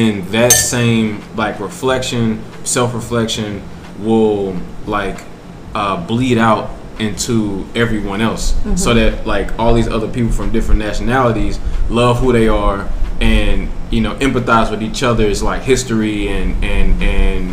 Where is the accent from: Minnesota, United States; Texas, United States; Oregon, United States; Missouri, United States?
Missouri, United States; St. Louis; I grew up in St. Louis, Missouri